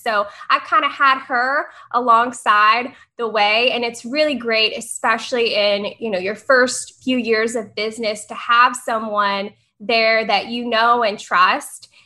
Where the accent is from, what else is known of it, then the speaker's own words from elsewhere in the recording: Tennessee, United States; moved away as an adult; now in Florida, United States; I'm from Tennessee